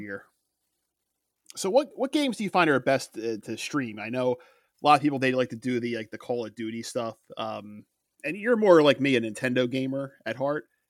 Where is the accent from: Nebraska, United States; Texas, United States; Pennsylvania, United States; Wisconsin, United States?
Pennsylvania, United States; Philadelphia; we grew up in Philadelphia